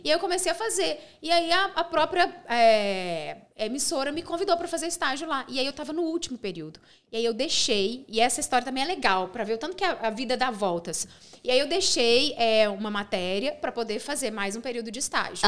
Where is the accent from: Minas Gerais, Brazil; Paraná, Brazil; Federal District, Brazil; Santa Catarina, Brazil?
Minas Gerais, Brazil; Pains; also born or lived in Divinópolis; eu sou de País, que é uma cidade do interior, uma cidade bem pequenininha, que tem 8 mil habitantes. Sim. Eu morei em Pains até meus 19 anos